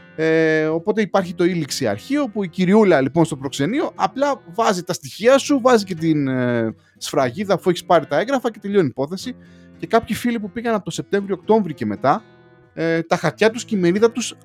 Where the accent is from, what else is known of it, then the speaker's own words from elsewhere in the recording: Greece; now in London, United Kingdom; όπως κάθε Έλληνα ε, του εξωτερικού, ε, πήγα και εγώ λοιπόν και εγώ να τιμήσω τη, την πατρίδα μου